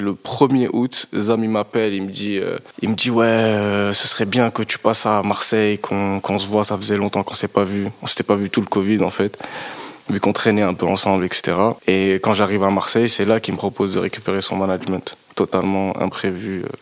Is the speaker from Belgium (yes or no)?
no; Mauritania; moved away as an adult; now in France; j'ai grandi euh, en Mauritanie